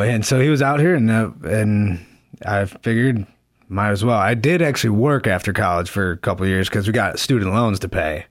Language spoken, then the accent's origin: English; Park Ridge, Illinois, United States; I'm from Park Ridge, Illinois, northwest suburb of Chicago